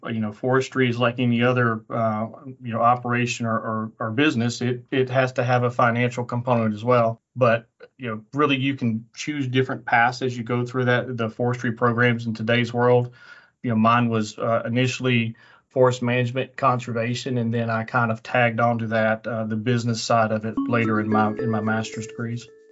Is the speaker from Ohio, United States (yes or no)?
no; Middle Tennessee, United States; moved away; also born or lived in Auburn, Alabama; I grew up in Middle Tennessee